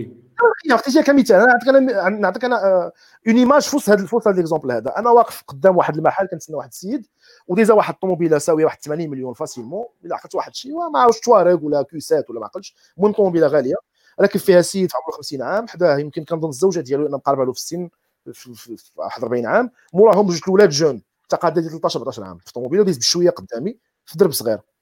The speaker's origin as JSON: {"language": "Arabic", "country": "Morocco", "said": "كمغاربه مغاربه جميعا"}